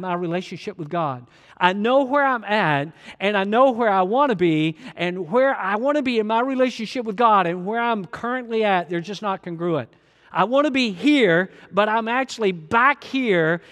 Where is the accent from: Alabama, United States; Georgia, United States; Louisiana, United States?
Georgia, United States; I'm from Georgia